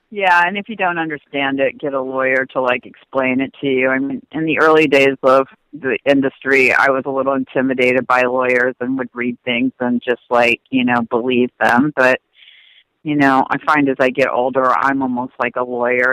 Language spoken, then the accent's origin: English; Indiana, United States; now in California, United States; I grew up in Indiana and moved to California